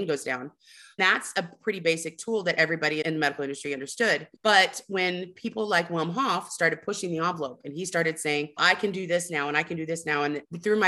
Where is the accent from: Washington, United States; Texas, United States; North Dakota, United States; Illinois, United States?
Texas, United States; Houston; I'm from Texas. I'm from the Gulf Coast